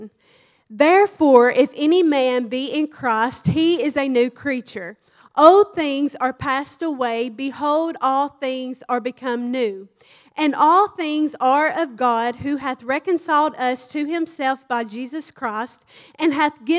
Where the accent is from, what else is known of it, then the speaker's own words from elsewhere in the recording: Kentucky, United States; moved away as an adult; now in Dallas, United States; I'm from Kentucky